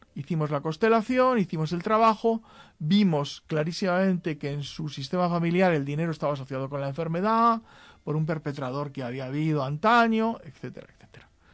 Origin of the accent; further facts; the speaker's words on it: Spain; En España, muchos nos sentimos españoles, pues la verdad es que en el territorio llamado España somos españoles.